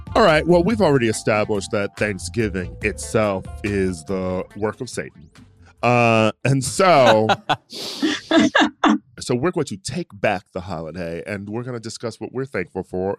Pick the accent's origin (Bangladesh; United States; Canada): United States; Midwest; now in California, United States; I'm from the Midwest